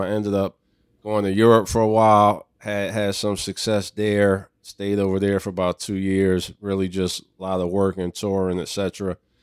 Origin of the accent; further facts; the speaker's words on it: Philadelphia, Pennsylvania, United States; I grew up in Philadelphia